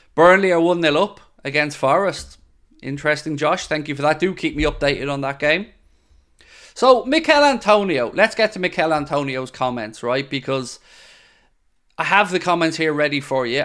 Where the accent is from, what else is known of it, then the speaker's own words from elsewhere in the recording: Dublin, Leinster, Ireland; moved away as an adult; now in Wexford, Ireland; I grew up in Dublin, in South Dublin, to be precise, in Shankill, and, um, moved to Wexford